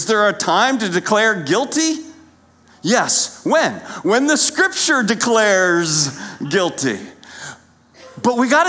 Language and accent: English; Lancaster County, Pennsylvania, United States; growing up in Lancaster County, Pennsylvania